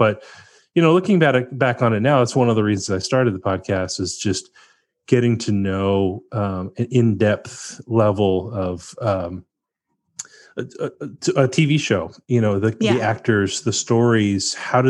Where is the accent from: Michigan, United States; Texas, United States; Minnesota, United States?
Texas, United States; also born or lived in Pennsylvania; My folks are from LA, and I grew up in Texas and Pennsylvania